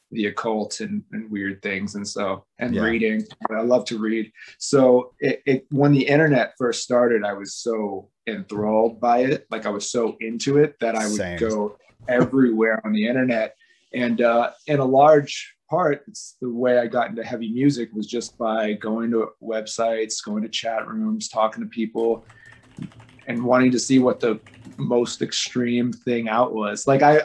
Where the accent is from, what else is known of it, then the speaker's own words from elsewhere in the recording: Las Vegas, Nevada, United States; I grew up in a bunch of different places, but mostly in Las Vegas.